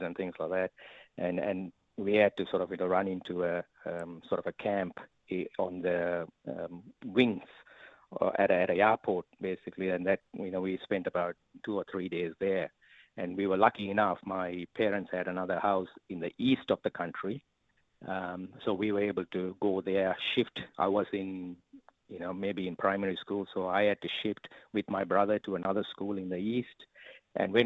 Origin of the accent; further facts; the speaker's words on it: Sri Lanka; now in Australia; I was born in Sri Lanka